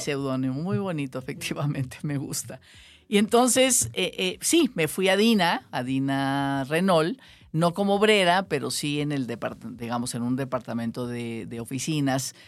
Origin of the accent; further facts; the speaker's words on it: Ciudad Obregón, Sonora, Mexico; now in Mexico City, Mexico; Yo soy sonorense, sonorense de Ciudad Obregón